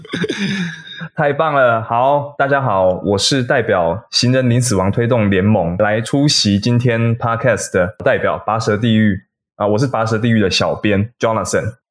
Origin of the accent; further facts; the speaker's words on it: Taiwan; 我们台湾人在走路的时候